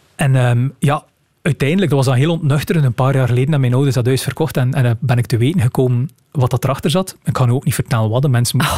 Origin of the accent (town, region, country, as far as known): Rumbeke, Flanders, Belgium; born or raised there; moved away as an adult; now in Ghent, Belgium